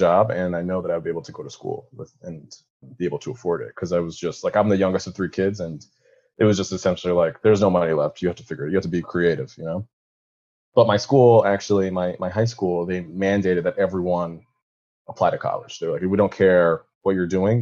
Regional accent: Westchester, New York, United States; also born or lived in Spain; I'm from New York. I'm from actually Westchester, New York, so right outside the city

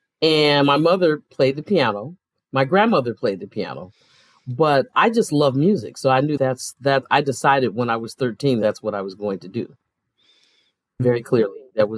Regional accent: Detroit, Michigan, United States; also born or lived in New York; Yes, I grew up in New York and Detroit.

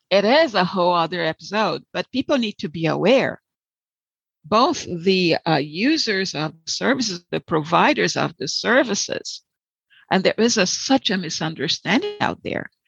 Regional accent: Salvador, Bahia, Brazil; English is a second language; moved away as an adult; also born or lived in Rio de Janeiro, Brazil / Florida, United States; now in United States; I was born in Rio, so I'm a Carioca, but raised in Salvador, so a Baiana

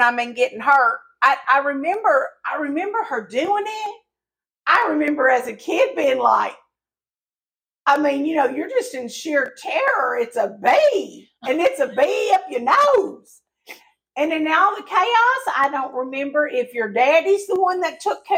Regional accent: the South, United States; accent: Southern; even though I sound Southern and I was born and raised in the South

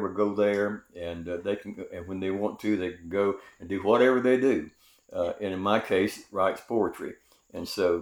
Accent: Greenville, South Carolina, United States; I grew up in Greenville, South Carolina, in the San Susie community on Bailey Street

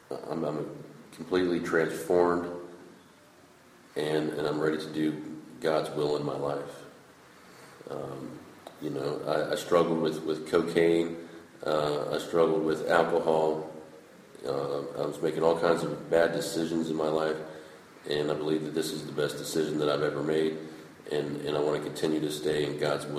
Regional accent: Cincinnati, Ohio, United States; I'm 38. I'm from Cincinnati, Ohio.

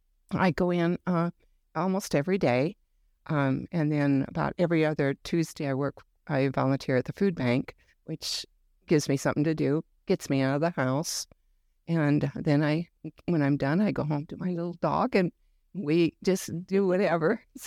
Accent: South Dakota, United States; I am from South Dakota, originally a farm girl.

